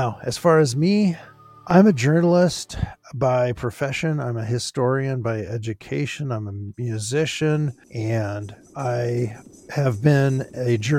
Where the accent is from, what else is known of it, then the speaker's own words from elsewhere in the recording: Los Angeles, California, United States; My parents lived in Southern California, in Los Angeles. I was born in East